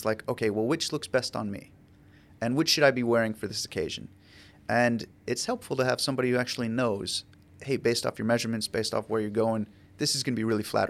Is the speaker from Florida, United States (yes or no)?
yes; Ocala, Florida, United States; I'm from Ocala.